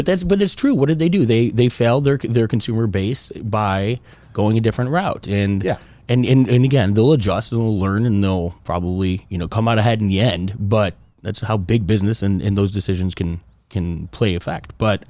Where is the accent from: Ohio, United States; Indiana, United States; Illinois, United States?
Illinois, United States; Chicago; That is not pizza in my book. I'm from Chicago. We got a whole different belief.